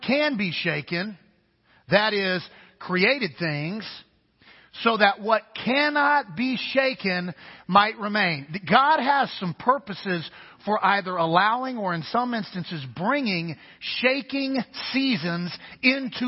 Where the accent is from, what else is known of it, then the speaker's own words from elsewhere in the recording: Kansas, United States; I'm from the Midwest. So grew up in an area of the country called Tornado Alley.